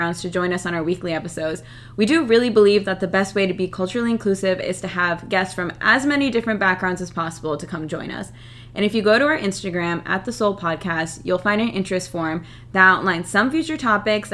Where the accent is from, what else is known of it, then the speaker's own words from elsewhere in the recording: United States; My family is from India, but I was born and raised here in the United States